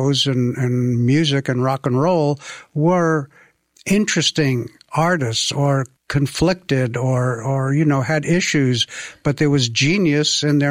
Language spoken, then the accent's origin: English; New York, United States; moved away as an adult; as a kid growing up in New York